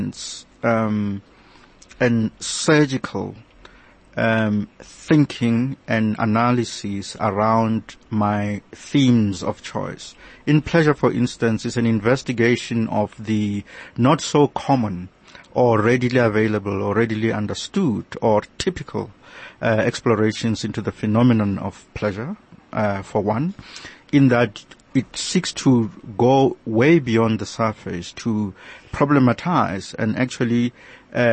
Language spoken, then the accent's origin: English; South Africa; I am a South African